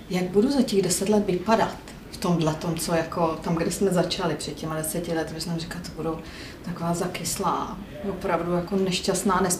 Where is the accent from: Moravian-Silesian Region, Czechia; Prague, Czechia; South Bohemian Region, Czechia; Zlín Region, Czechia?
South Bohemian Region, Czechia; Jindřichův Hradec; a já jsem z Jindřichova Hradce.